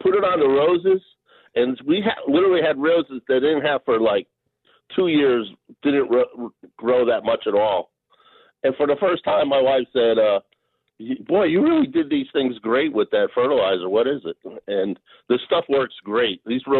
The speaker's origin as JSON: {"language": "English", "town": "New York City", "region": "New York", "country": "United States", "moved": "yes", "lives_now": "Oceanside, United States", "said": "I'm from the Bronx in New York"}